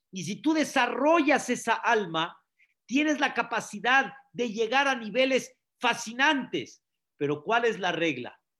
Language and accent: Spanish; Mexico; also born or lived in Syria (ancestry); Nosotros que venimos, por ejemplo, de Siria, fuimos sirios, ya no somos sirios, somos Mexican people